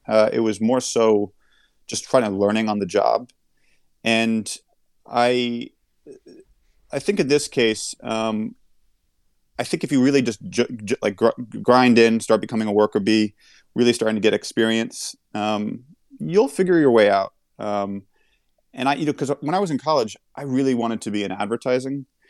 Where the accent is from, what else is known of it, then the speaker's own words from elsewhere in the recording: New York, United States; growing up in New York